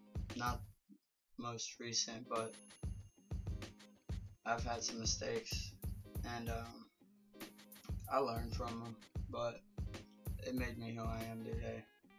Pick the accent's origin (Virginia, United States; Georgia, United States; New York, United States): Virginia, United States; All over the place, Virginia.